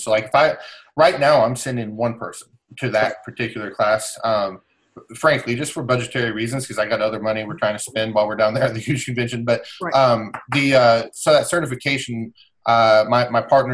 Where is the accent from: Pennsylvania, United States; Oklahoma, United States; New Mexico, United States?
Oklahoma, United States; moved away; I'm from Oklahoma originally